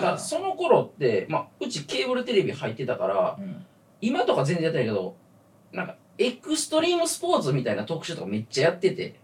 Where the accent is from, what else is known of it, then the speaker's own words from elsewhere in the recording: Kyoto, Japan; now in Tokyo, Japan; 俺が京都から来た